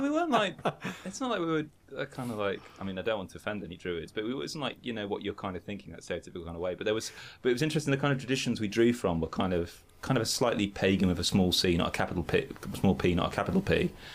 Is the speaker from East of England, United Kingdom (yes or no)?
no; Birmingham, West Midlands, United Kingdom; in Birmingham, my school was quite pagan